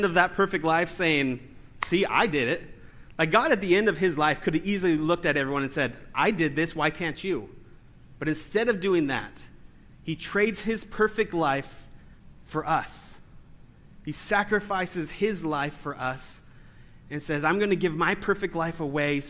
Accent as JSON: {"language": "English", "region": "California", "country": "United States", "said": "I'm from California. We don't have accents."}